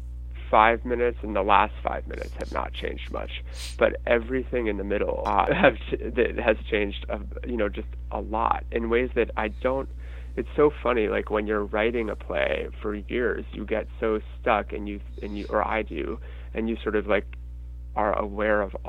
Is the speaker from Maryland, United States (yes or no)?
no; Denver, Colorado, United States; now in New York, United States; I grew up in Denver